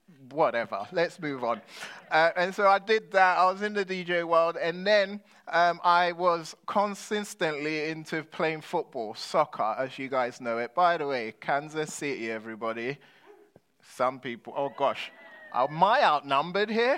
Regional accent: London, United Kingdom; When I was growing up in London, I was a kid with an identity crisis

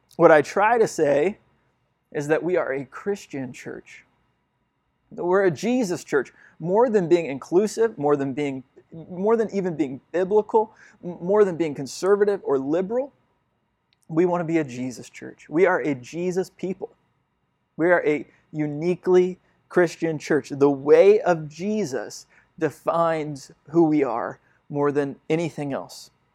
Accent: United States; my place at, in the world as an American has brought me a lot of privilege

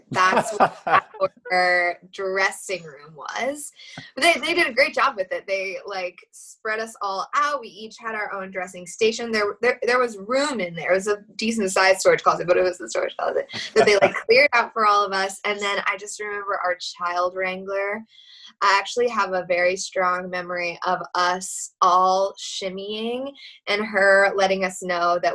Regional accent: Fairway, Kansas, United States; moved away; I grew up in Kansas City, not literal Kansas City, but I guess it was Mission Woods or Fairway that I mostly grew up in.

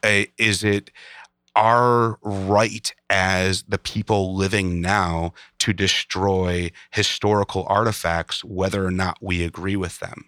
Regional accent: Chicago, Illinois, United States; I grew up in Chicago

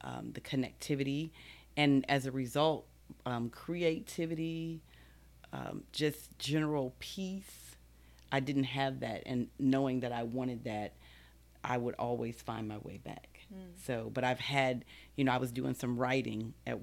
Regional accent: Baltimore, Maryland, United States; moved away; also born or lived in Texas; I'm originally from Baltimore, Maryland.

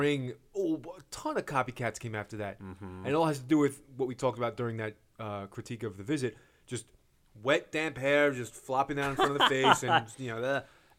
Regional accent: Brooklyn, New York, United States; And I'm from Coney Island, Brooklyn.

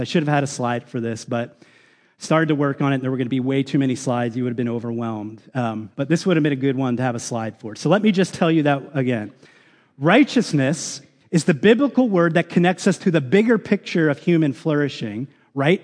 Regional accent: United States; as American citizens

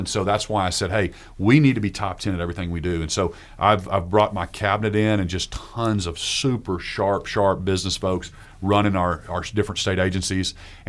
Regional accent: Oklahoma, United States; when I would travel before, I'd be like, oh, I'm from Oklahoma. And it kind of felt like a second class state almost, like we're a little brother to Texas or whatever.

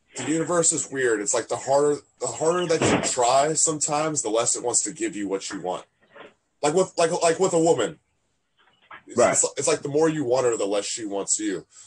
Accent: Fredericksburg, Virginia, United States; I'm in Virginia. My hometown, Fredericksburg

